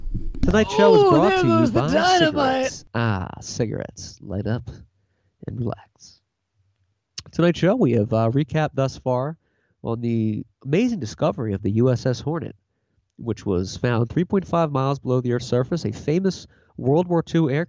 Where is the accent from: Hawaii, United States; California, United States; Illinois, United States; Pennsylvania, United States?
Pennsylvania, United States; Philadelphia; We grew up in Philly.